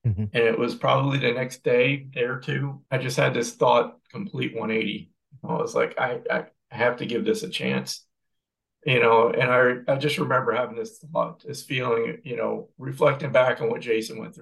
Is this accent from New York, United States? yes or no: yes; New York, United States; moved away; We're from New York originally